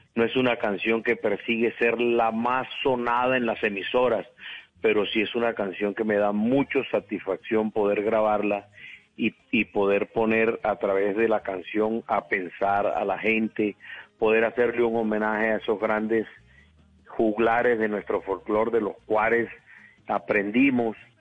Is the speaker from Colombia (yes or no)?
yes; Valledupar, Cesar, Colombia; yo nací en Valledupar. Eh, no, Valledupar era un pueblo, pueblo, estamos hablando de 1900, yo nazco en 1959, un pueblo, una vida de pueblo, de barrio